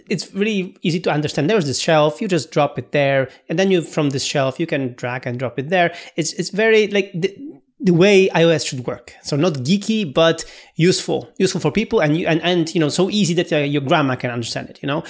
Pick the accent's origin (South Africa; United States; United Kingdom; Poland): Poland; English is a second language